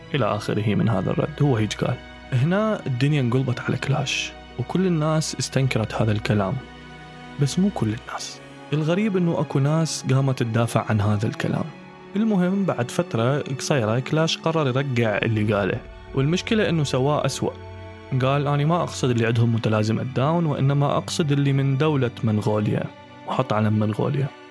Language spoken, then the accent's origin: Arabic; Iraq; accent: Iraqi